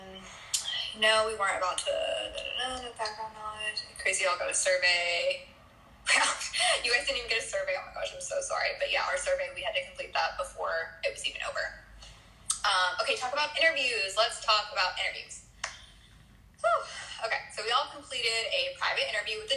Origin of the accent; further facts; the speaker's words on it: Montana, United States; from Montana